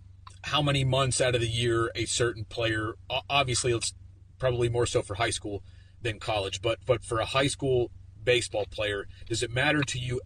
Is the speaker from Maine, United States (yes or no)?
no; Pennsylvania, United States; I'm from Pennsylvania